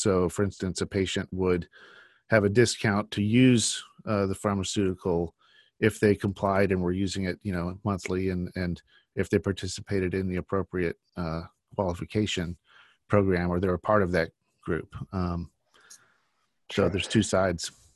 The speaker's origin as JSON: {"language": "English", "country": "United States", "tie": "born or raised there", "said": "growing up in the United States all my life"}